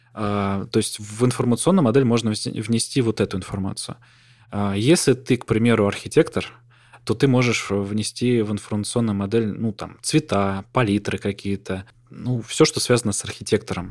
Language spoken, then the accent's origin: Russian; Voronezh, Voronezh Oblast, Russia; я там из Воронежа